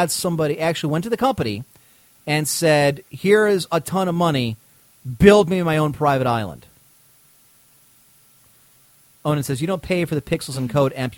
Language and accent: English; Battle Creek, Michigan, United States; I was from Battle Creek, Michigan. I was 21 years old, and I was home from, because I was going to Michigan State University.